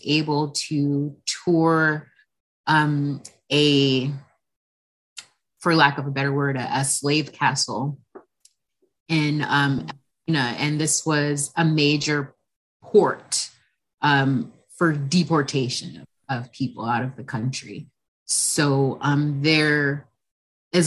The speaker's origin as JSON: {"language": "English", "town": "Carson", "region": "California", "country": "United States", "tie": "born or raised there", "said": "I'm actually from Los Angeles, California. I'm a second generation. I actually live in a small city called Carson, which is, I'm actually a third generation Carsonian"}